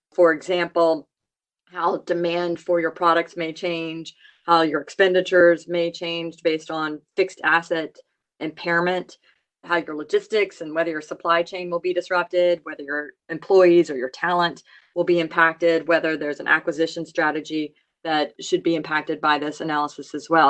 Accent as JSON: {"language": "English", "region": "Louisiana", "country": "United States", "tie": "born or raised there", "said": "I grew up in Louisiana"}